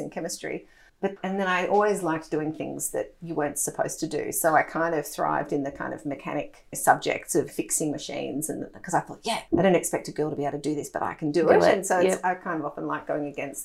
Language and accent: English; Melbourne, Victoria, Australia; also born or lived in London / Germany; I grew up in Melbourne and had the fortune of living in Europe as a child